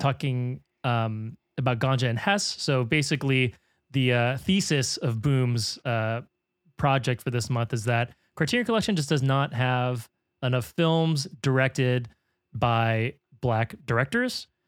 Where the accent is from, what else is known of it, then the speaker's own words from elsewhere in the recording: San Francisco, California, United States; I'm from San Francisco